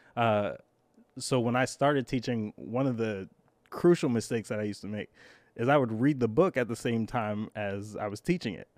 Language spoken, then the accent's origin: English; New York City, New York, United States; I grew up in Brooklyn